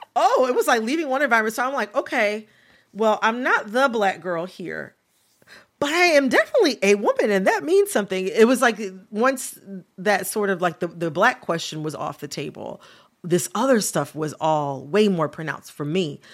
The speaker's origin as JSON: {"language": "English", "region": "Michigan", "country": "United States", "moved": "yes", "said": "identifying as a Midwesterner, as a person from mm. Michigan"}